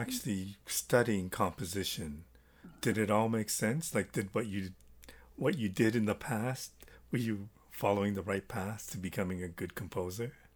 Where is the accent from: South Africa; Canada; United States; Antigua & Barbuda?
Canada; Toronto, Ontario; I'm from Toronto, Canada